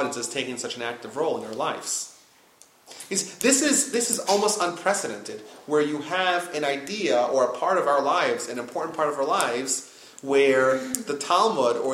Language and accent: English; United States; I was born in the United States